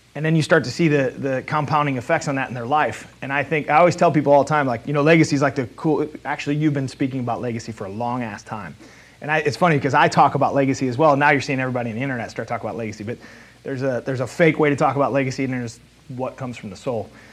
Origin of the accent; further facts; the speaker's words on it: South County, Missouri, United States; I'm a Hoosier from South County.